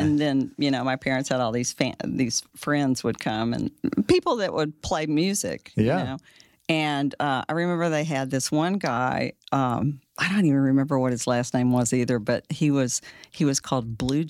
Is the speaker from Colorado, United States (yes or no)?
no; Fort Worth, Texas, United States; I'm from Fort Worth.